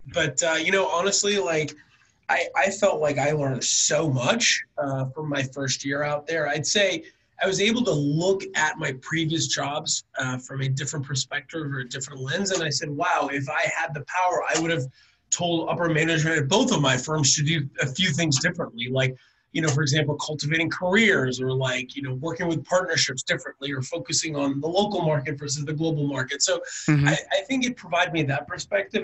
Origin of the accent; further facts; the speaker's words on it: Northern California, United States; I'm from Northern California